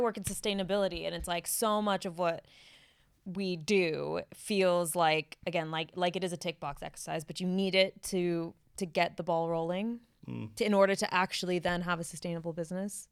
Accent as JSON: {"language": "English", "country": "United States", "tie": "born or raised there", "moved": "yes", "lives_now": "United Kingdom", "said": "growing up in the States"}